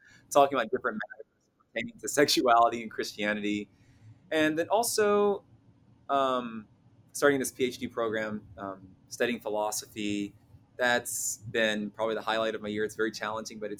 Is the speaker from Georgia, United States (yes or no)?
no; Louisville, Kentucky, United States; I was born and raised in the South, here in Louisville, Kentucky, by my mom